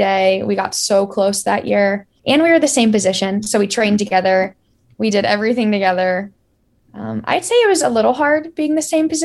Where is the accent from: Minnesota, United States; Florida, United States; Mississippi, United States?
Florida, United States; I grew up around Florida volleyball